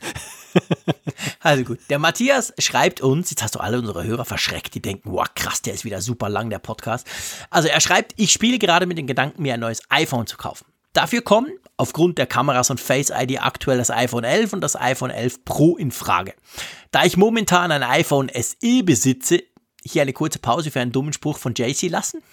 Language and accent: German; Switzerland; accent: Swiss German